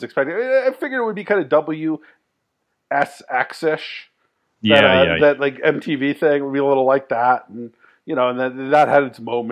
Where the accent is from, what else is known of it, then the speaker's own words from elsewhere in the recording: Bay Area, California, United States; moved away as an adult; also born or lived in Washington, D.C.; was not a punk guy in the Bay Area when I was growing up.